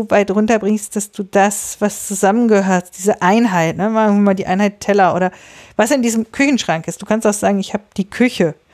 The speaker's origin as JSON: {"language": "German", "town": "Bielefeld", "region": "North Rhine-Westphalia", "country": "Germany", "also_born_or_lived": "Osnabrück", "said": "Ich komme jetzt aus Bielefeld und ich habe vorher mal in Osnabrück studiert."}